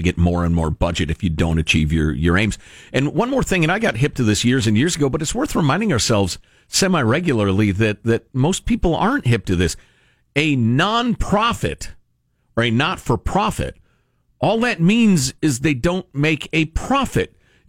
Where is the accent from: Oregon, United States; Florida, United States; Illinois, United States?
Illinois, United States; Chicago; Growing up in Chicagoland